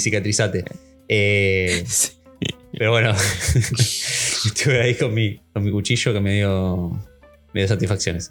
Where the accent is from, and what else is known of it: Argentina